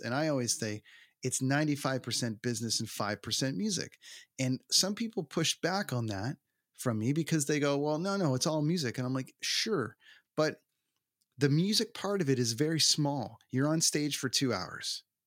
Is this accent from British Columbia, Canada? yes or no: no; Toronto, Ontario, Canada; the arena in my hometown